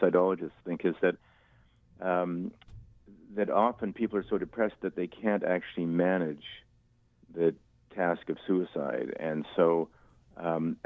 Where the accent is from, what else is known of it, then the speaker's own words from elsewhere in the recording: Winnipeg, Manitoba, Canada; we grew up in Wildwood Park and, you know, right on the Red River